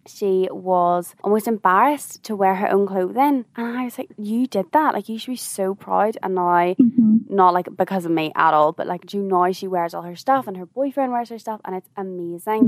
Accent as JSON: {"language": "English", "region": "Northern Ireland", "country": "United Kingdom", "said": "being like Northern Irish"}